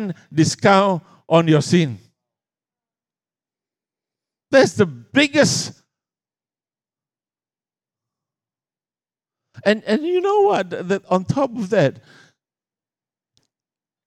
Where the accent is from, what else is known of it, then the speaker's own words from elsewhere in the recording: Australia; I come from Australia